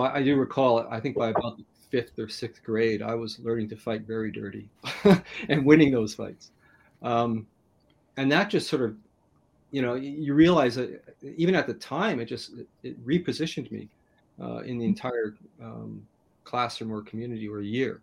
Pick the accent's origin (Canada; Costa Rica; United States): Canada; I grew up in Canada, I'm pretty much in a state of poverty